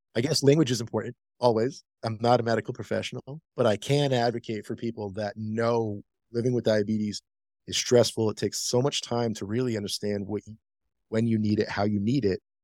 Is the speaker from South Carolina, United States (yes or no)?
no; Rhode Island, United States; now in Denver, United States; I'm from Rhode Island. Shout out 401